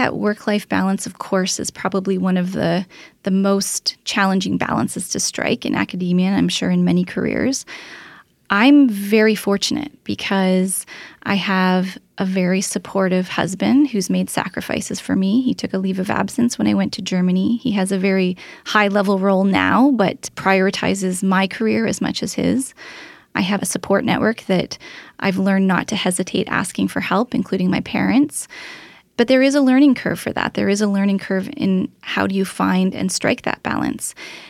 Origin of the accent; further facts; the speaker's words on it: Toronto, Ontario, Canada; But I wanted to come home. I'm from the Toronto area. I wanted to be close to my family.